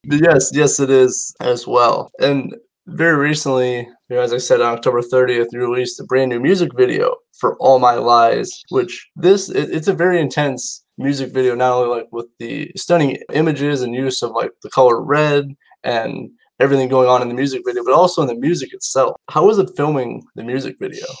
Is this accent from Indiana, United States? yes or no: yes; Indiana, United States; me being from Indiana